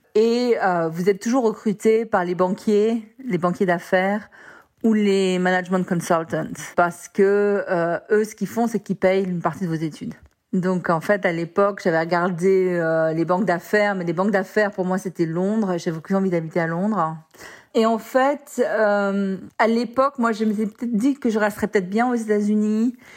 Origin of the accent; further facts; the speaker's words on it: Marseille, Provence-Alpes-Côte d'Azur, France; moved away as an adult; also born or lived in Lille / Japan; now in San Francisco, United States; Au départ, j'ai grandi à Marseille